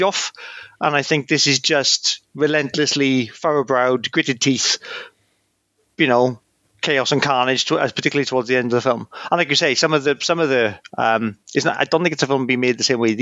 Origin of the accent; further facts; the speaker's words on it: Port Talbot, Wales, United Kingdom; my hometown, Port Talbot, the steelworks